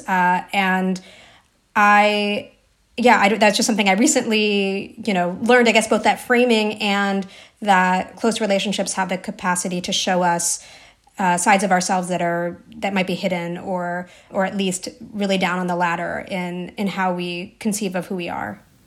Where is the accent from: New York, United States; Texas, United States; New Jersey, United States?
New Jersey, United States; I grew up in New Jersey